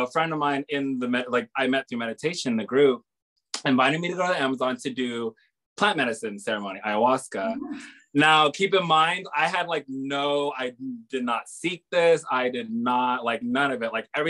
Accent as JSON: {"language": "English", "region": "Hawaii", "country": "United States", "tie": "born or raised there", "said": "So I grew up here in Hawaii, mm-hmm. on another island, in Oahu, because my father was in the military."}